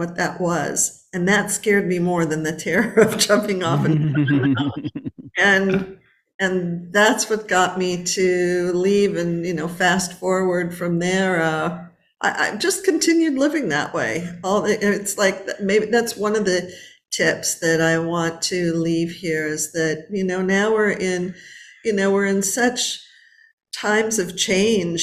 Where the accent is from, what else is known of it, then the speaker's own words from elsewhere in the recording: Los Angeles, California, United States; I was born and raised in Los Angeles